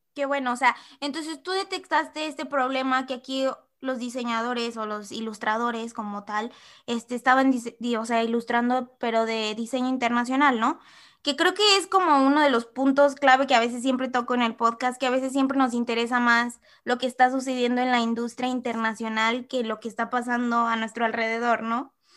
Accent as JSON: {"language": "Spanish", "country": "Mexico", "said": "como mexicanos también nos falta esto de aceptar"}